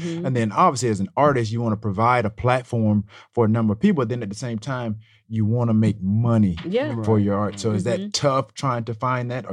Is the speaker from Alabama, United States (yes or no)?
yes; Alabama, United States; where I'm from Alabama. So I'm in a small town